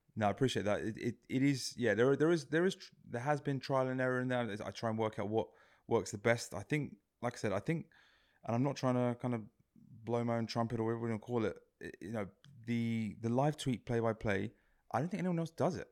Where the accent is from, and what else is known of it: England, United Kingdom; born or raised there